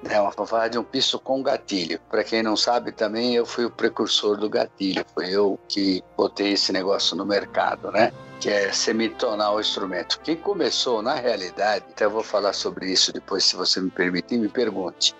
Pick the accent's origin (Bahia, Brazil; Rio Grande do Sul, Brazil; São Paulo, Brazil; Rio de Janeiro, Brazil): São Paulo, Brazil; also born or lived in Mairiporã; Eu fui nascido e criado na Casa Verde